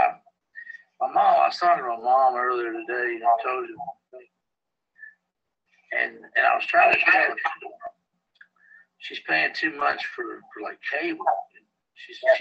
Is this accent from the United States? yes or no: yes; Danville, Virginia, United States; moved away; I'm from Danville, Virginia